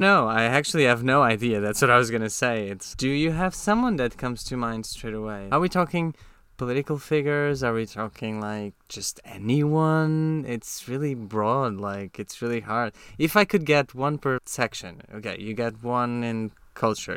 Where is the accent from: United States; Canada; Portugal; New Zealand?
Portugal; Tomar, Centro; English is a second language; moved away as an adult; now in London, United Kingdom; We are both from the same city in Portugal. We grew up in Tomar.